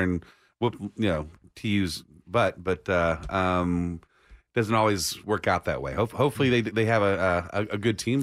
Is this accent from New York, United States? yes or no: no; Austin, Texas, United States; I was born and raised in Austin